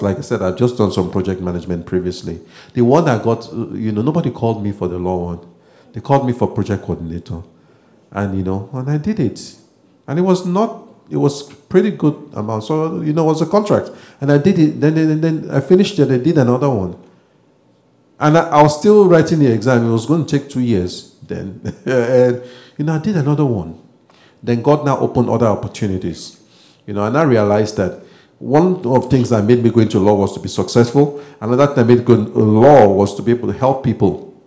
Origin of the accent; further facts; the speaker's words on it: Nigeria; moved away as an adult; now in Canada; I'm originally from Nigeria